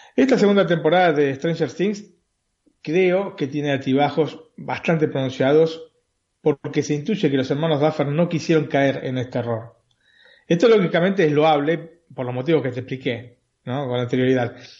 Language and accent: Spanish; Buenos Aires, Argentina; born or raised there